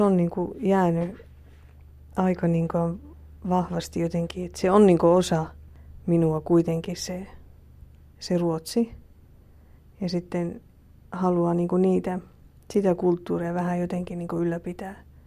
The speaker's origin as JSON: {"language": "Finnish", "country": "Finland", "also_born_or_lived": "Sweden", "moved": "yes", "said": "me oltiin niin kuin niitä suomalaisia siellä sitten"}